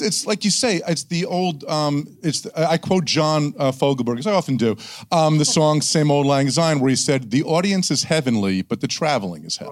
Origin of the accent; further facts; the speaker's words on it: New Jersey, United States; I'm from New Jersey